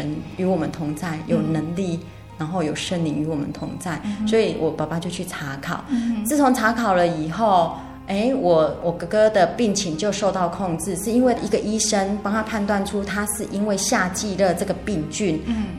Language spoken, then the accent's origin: Chinese; Tainan, Taiwan; 我是来自于台南市永康区，我隶属于永康教会